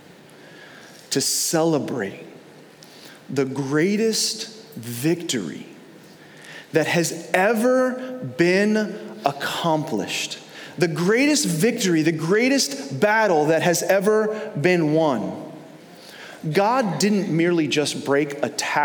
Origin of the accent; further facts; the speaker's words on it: New York, United States; now in Florida, United States; growing up in New York, we didn't really have any pro teams or college teams to root for